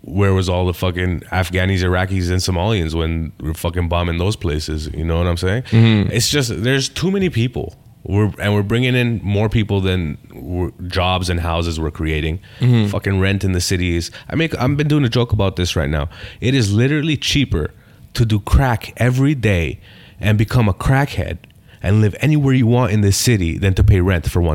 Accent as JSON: {"language": "English", "town": "Toronto", "region": "Ontario", "country": "Canada", "tie": "born or raised there", "said": "So I'm from Rexdale. I had 12 white people in my high school"}